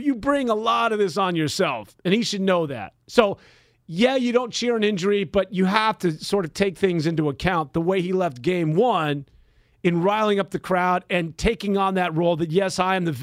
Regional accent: Vallejo, California, United States; I'm from Vallejo, man. That's the way we roll out there

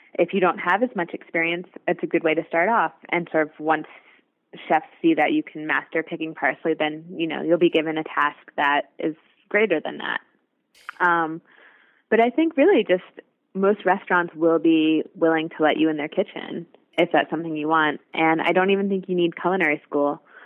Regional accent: New York City, New York, United States; I'm from New York City, so um, the first restaurant I, where I work, WD50, is here

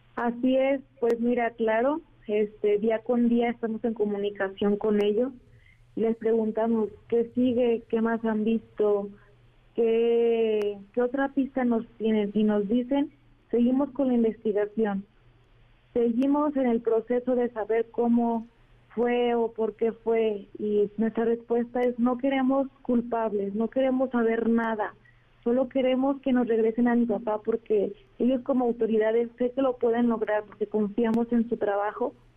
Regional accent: Arandas, Jalisco, Mexico; somos de Arandas, Jalisco

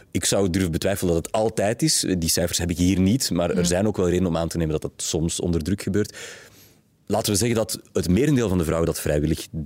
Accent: Flanders, Belgium; Wat verbindt ons drie hier aan tafel als Vlaming?

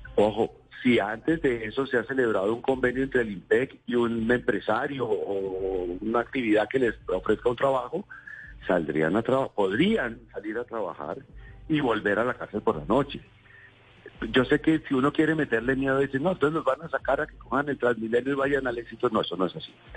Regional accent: Bogotá, Colombia; como bogotano que también soy

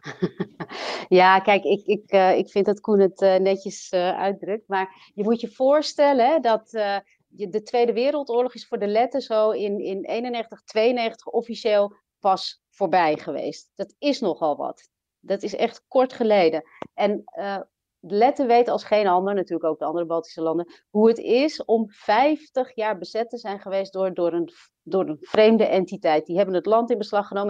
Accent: Amsterdam, North Holland, Netherlands; moved away as an adult; also born or lived in Latvia; En ik ben geboren en opgegroeid in Nederland, in Amsterdam.

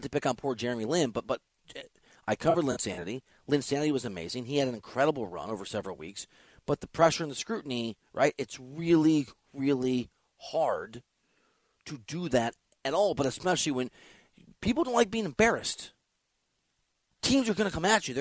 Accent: Iowa, United States; moved away; I'm from Iowa

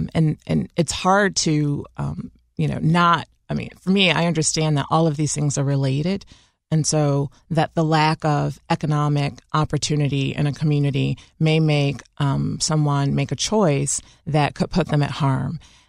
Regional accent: Chicago, Illinois, United States; I once said that an experience growing up in Chicago as a Black woman is a different experience than growing up as a Latina woman or Native woman or a white woman.

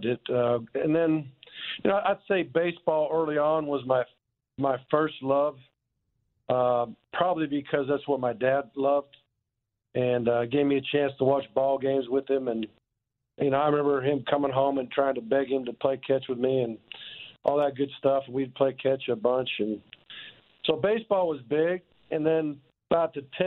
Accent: Omaha, Nebraska, United States; I was born in Omaha

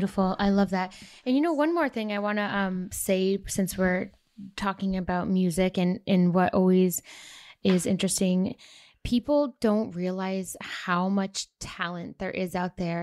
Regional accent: United States; moved away; I love being American

